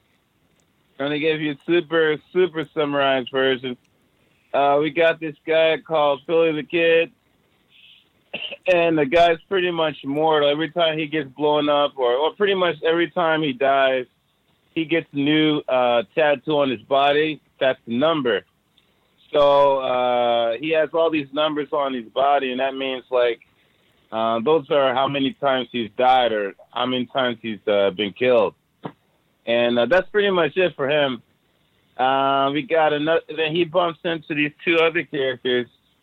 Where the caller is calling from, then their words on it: Kobe, Hyogo, Japan; Yeah, I'm calling from Kobe, Japan right now.